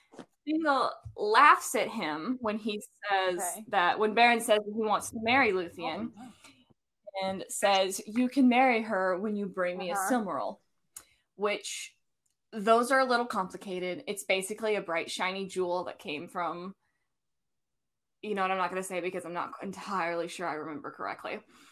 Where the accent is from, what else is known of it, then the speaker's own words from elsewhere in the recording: United States; Not my American self.